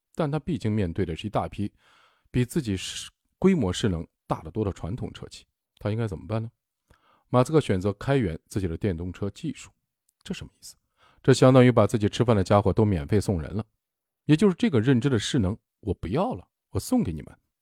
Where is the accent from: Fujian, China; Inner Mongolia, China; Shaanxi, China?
Shaanxi, China; accent: Shaanxi dialect; 我们陕西话“念驴踢死人”